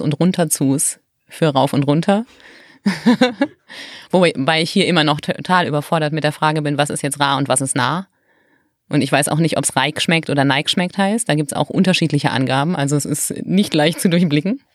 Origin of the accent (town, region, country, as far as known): North Rhine-Westphalia, Germany; born or raised there; moved away